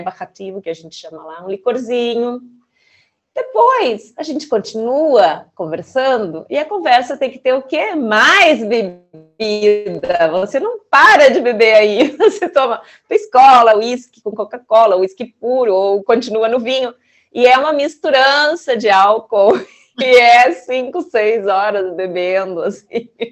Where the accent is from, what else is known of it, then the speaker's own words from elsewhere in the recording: Brazil; moved away; also born or lived in Santiago, Chile; Além de brasileira, sou italiana.